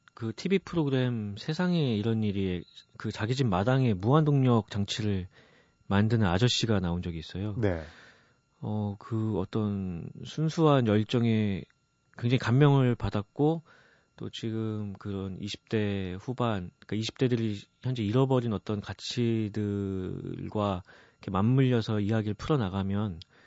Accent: Goyang, Gyeonggi Province, South Korea; 제가 일산에서 고등학교를 다녔는데요

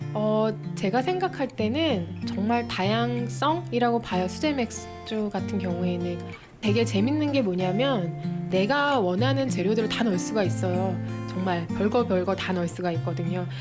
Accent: South Korea; 제가 사실 요 동네 토박이에요

